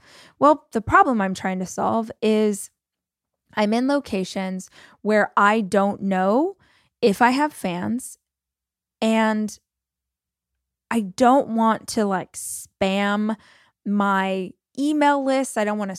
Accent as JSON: {"language": "English", "town": "Oklahoma City", "region": "Oklahoma", "country": "United States", "tie": "born or raised there", "said": "And I sell it in my hometown of Oklahoma City and this is what I do."}